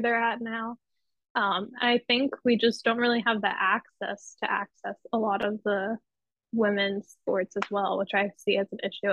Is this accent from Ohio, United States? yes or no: no; Pennsylvania, United States; now in New York City, United States; in my hometown. I will say there's certain places that I would I would try not to take you back in Pennsylvania